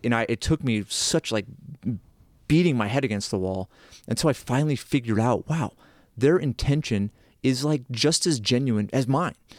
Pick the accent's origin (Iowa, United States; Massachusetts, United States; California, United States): Massachusetts, United States; moved away; I grew up in that area. But there's a saying in Massachusetts